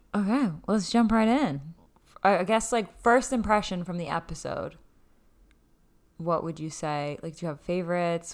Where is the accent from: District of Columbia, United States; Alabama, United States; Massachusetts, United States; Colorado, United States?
Massachusetts, United States; we're from Mass